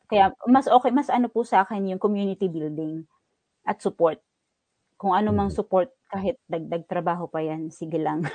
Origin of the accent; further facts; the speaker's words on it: Philippines; moved away as an adult; now in New Zealand; taga Pilipinas ako